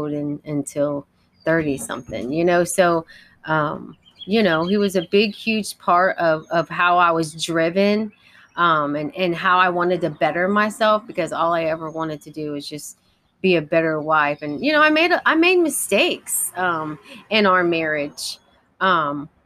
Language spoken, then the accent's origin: English; Columbus, Ohio, United States; I grew up in Columbus, Ohio